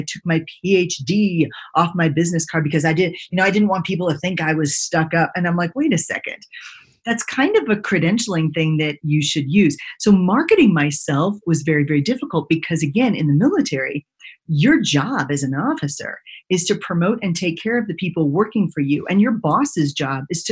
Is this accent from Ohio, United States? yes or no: no; Texas, United States; I grew up in Texas